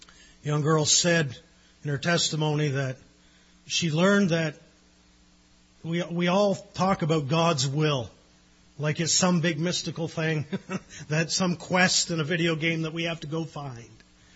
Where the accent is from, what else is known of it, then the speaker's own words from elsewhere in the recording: Newfoundland and Labrador, Canada; I love Newfoundland. My roots are there. I'm Newfoundlander by heart, even partly by birth.